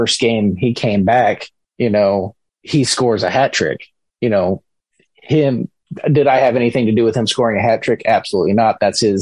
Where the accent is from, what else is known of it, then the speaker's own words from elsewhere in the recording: Tampa, Florida, United States; moved away as an adult; also born or lived in Syracuse, New York; now in Huntsville, United States; growing up in Tampa, we had the Tampa Bay Lightning